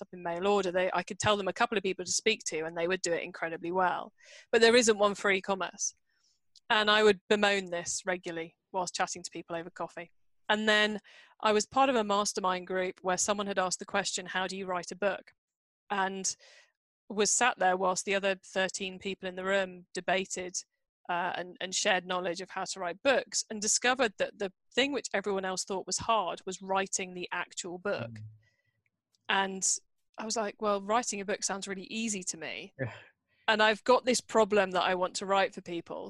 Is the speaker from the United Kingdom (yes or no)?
yes; Cornwall, South West England, United Kingdom; moved away as an adult; I live in and I grew up in a remote part of the UK called Cornwall, which is down in the far southwest corner